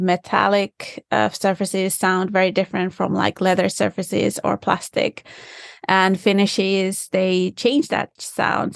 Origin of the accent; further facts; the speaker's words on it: Finland; first language Finnish; English is a second language; now in United States; I do speak Finnish. That's my first language